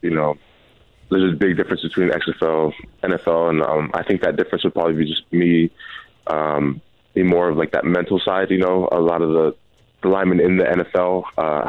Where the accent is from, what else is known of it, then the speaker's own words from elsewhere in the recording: Pacific Northwest, United States; I'm from the Northwest